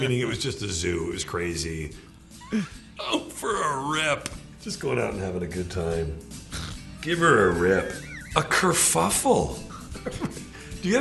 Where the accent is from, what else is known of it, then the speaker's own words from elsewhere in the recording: Toronto, Ontario, Canada; moved away; I grew up in Toronto.